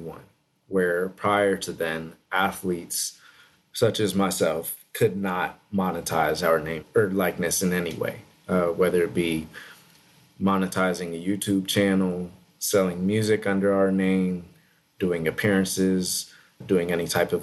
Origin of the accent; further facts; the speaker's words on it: Texas, United States; also born or lived in Santa Monica, California; grew up in Texas from about the age of 4